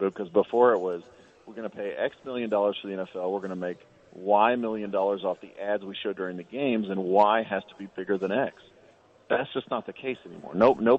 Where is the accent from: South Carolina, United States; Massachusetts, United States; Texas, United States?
Texas, United States; Dallas; I remember growing up in Dallas area